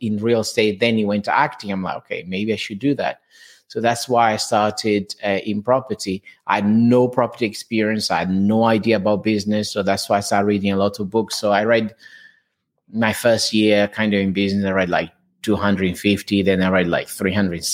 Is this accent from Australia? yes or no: no; Portugal; English is a second language; moved away as an adult; now in England, United Kingdom; I'm from Portugal, as you can hear from my accent. So I came to England. I'm already here around six years now